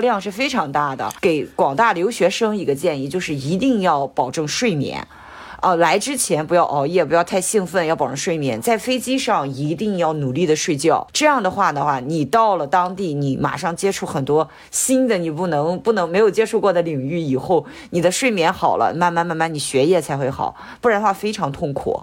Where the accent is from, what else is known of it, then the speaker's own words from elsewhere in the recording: Shandong, China; moved away as an adult; now in Canada; 山东人嘛